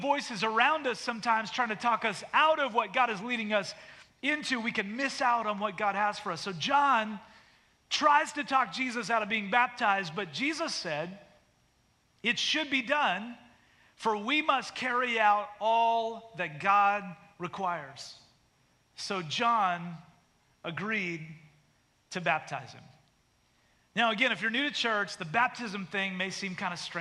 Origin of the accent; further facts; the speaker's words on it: Canada; now in United States; I was born in Canada